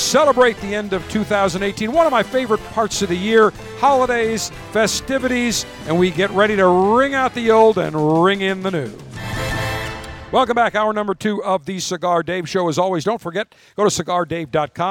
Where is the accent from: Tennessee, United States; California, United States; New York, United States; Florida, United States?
New York, United States; Buffalo; moved away; growing up in Buffalo